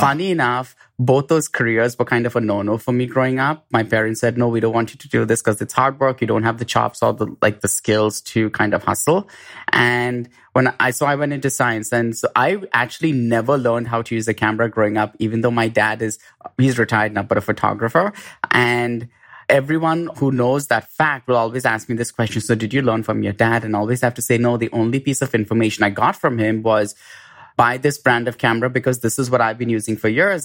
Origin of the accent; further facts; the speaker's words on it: India; moved away; I grew up in India